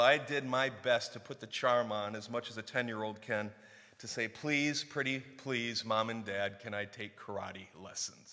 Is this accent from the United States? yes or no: yes; Warren, Clarkston, Michigan, United States; We moved from Warren, Michigan to Clarkston, Michigan